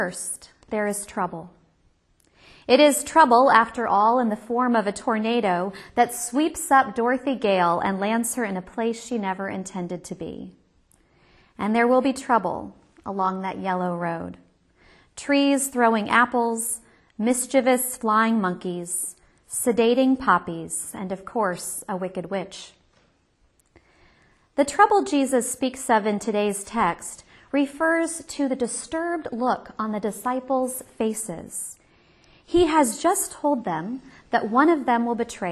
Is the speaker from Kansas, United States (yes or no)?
yes; Kansas, United States; I'm from Kansas, where the Wizard of Oz is our formative myth